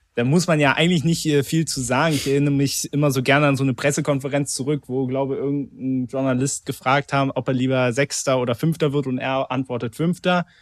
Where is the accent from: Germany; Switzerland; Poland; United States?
Germany; Berlin; born or raised there